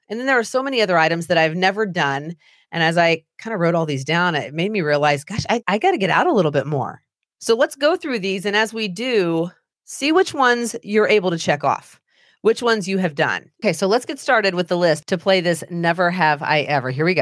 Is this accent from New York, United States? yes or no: no; Anderson, Indiana, United States; I grew up in Anderson, Indiana.